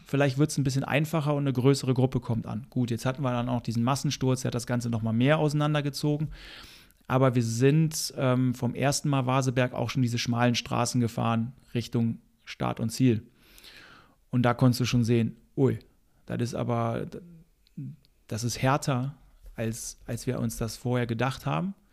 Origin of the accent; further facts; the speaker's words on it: Germany; als Deutscher